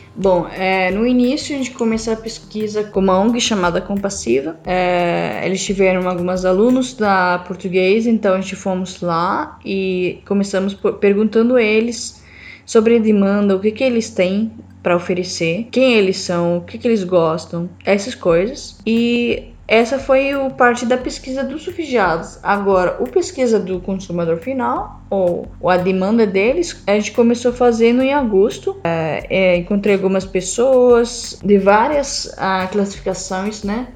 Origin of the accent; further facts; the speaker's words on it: Syria; Portuguese is a second language; moved away; eu sou síria